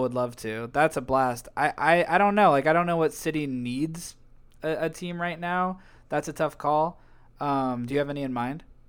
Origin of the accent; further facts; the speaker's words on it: United States; we're fundamentally American